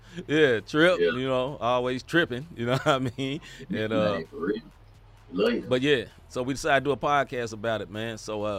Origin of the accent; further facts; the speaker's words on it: Memphis, Tennessee, United States; moved away as an adult; now in St. Louis, United States; I actually stay in St. Louis, but born and raised in Memphis, Tennessee. Still 901 on my phone number.